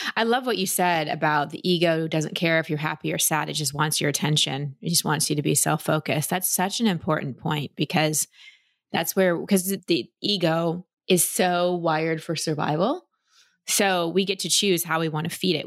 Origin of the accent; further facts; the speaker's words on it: Dallas, Texas, United States; also born or lived in California; now in Austin, United States; I grew up in Dallas